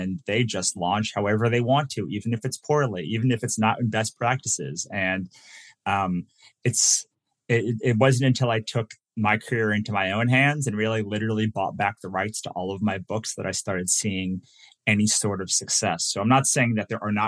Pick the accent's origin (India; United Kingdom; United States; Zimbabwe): United States; Virginia; moved away as an adult; also born or lived in New Jersey / Maryland; now in Los Angeles, United States; I was born in New Jersey, raised in Virginia, went to school in Maryland